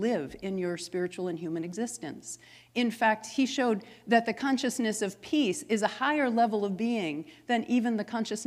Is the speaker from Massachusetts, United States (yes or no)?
yes; Massachusetts, United States; I'm from Massachusetts